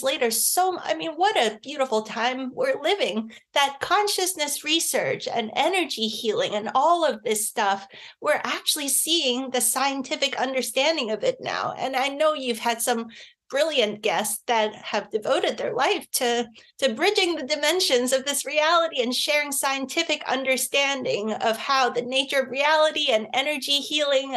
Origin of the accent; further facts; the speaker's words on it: Hong Kong; we were growing up in Hong Kong at the time